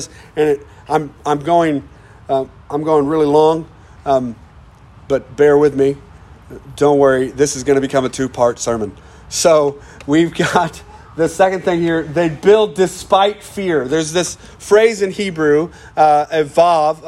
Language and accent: English; United States; We're American